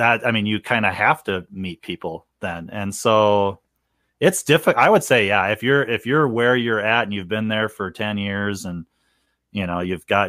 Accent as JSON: {"language": "English", "region": "New York", "country": "United States", "said": "I am from New York, so what is your opinion?"}